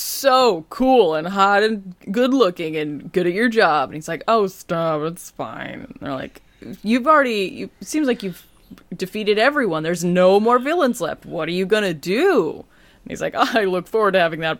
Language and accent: English; New England, United States; I'm from New England